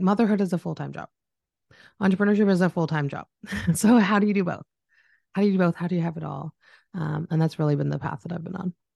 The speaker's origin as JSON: {"language": "English", "country": "Canada", "said": "I'm Canadian, if anyone's picked it up in my voice"}